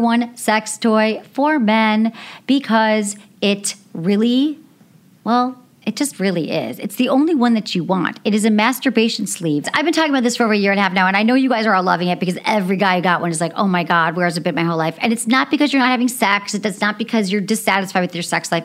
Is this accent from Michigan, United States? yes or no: yes; Michigan, United States